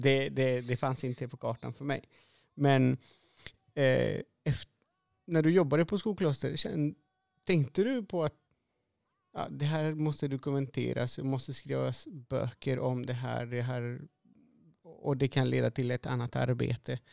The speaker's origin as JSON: {"language": "Swedish", "country": "Chile", "moved": "as an adult", "lives_now": "Sweden", "said": "jag är från Chile"}